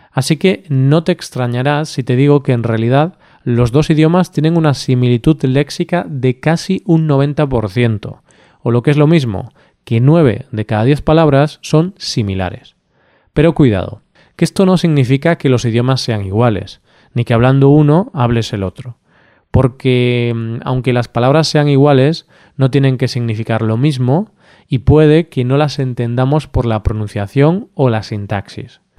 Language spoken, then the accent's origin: Spanish; Vigo, Galicia, Spain; para mí como gallego de Vigo es diferente. Ten en cuenta que mi ciudad está tan solo a media hora de la frontera portuguesa, y por tanto nuestra relación es más estrecha.